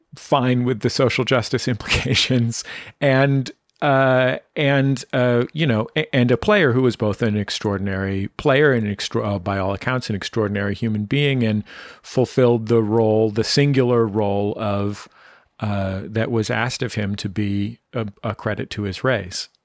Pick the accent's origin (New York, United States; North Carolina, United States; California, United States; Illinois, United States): California, United States; San Francisco; now in Los Angeles, United States; my hometown where I was, I was born, San Francisco